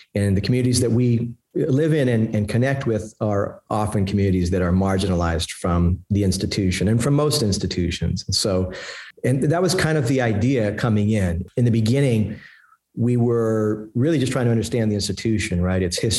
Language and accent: English; Puerto Rico; also born or lived in East Harlem, New York; now in New York, United States; I'm from Puerto Rico originally. I live in East Harlem and, you know, an historically Puerto Rican neighborhood.